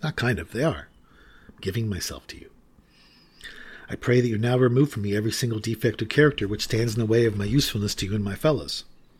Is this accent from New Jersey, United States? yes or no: no; California, United States; I used to be a big surfer when I was a beautiful woman growing up in Southern California and had long, flowing blonde hair.